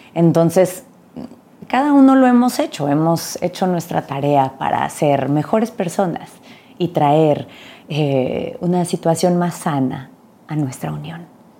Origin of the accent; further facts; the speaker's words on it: Mexico; crecí en México